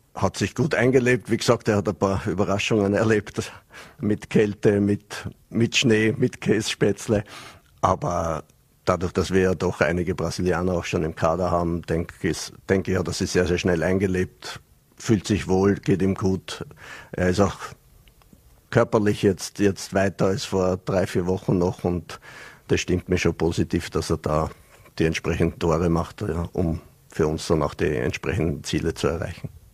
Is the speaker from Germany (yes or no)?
no; Vienna, Austria; moved away as an adult; also born or lived in Switzerland / Vorarlberg; now in Dornbirn, Austria; habe mich zwar meiner Heimat Wien ein bisschen angenähert jetzt, nachdem ich vier Jahre in der Schweiz war